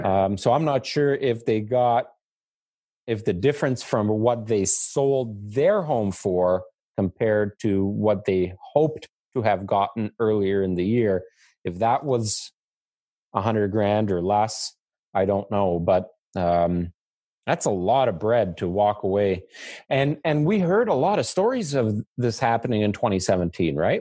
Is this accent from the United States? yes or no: no; Canada; as a Canadian